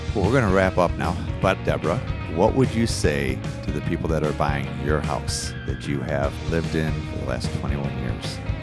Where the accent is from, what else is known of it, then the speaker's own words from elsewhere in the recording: Detroit, Michigan, United States; now in Florida, United States; I'm from Detroit